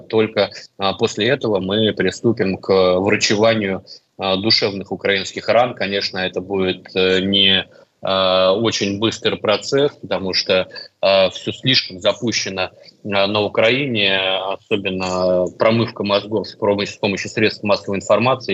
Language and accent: Russian; Russia; я из России